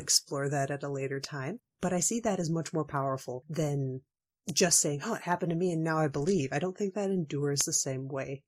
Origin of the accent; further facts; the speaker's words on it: Washington, United States; my home state of Washington